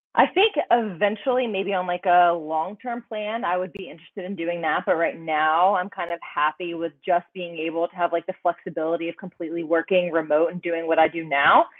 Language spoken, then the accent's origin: English; North Carolina, United States; moved away as an adult; also born or lived in Calgary, Alberta, Canada; now in Austin, United States; I was born in North Carolina and then grew up there, trained there, and then I decided to move to Calgary.